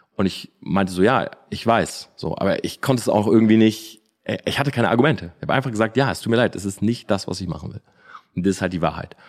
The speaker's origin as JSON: {"language": "German", "town": "Delmenhorst", "region": "Lower Saxony", "country": "Germany", "tie": "born or raised there", "also_born_or_lived": "Oldenburg", "moved": "as an adult", "lives_now": "Munich, Germany", "said": "Oldenburg habe ich studiert, Delmenhorst bin ich groß geworden"}